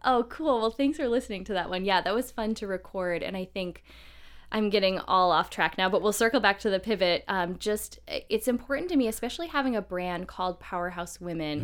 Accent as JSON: {"language": "English", "region": "Midwest", "country": "United States", "tie": "born or raised there", "said": "I grew up in the Midwest"}